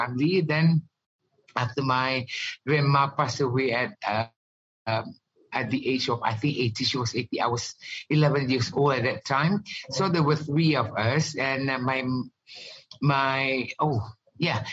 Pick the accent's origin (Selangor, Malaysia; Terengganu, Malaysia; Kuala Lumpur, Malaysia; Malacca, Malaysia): Terengganu, Malaysia; Kuala Terengganu; moved away as an adult; also born or lived in New York, United States; growing up in Kuala Terengganu